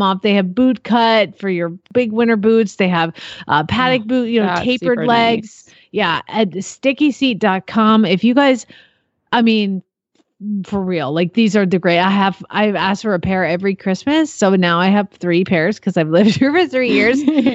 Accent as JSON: {"language": "English", "region": "Arizona", "country": "United States", "also_born_or_lived": "Georgia", "moved": "yes", "lives_now": "Oklahoma, United States", "said": "I'm from Arizona. I lived in Georgia and Arizona, so I didn't know how to live in a winter in Oklahoma."}